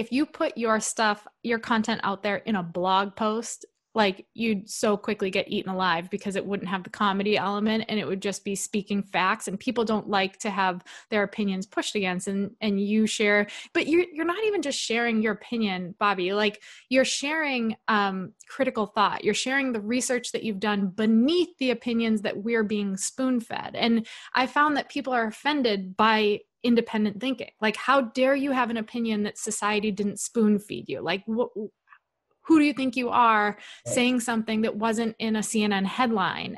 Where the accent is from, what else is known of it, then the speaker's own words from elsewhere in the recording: New England, United States; moved away; we're both from New England